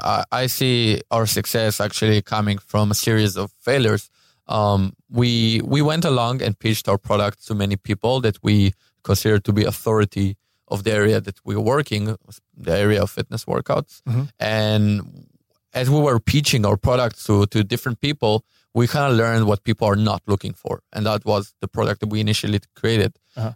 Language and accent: English; Israel; I'm from Israel.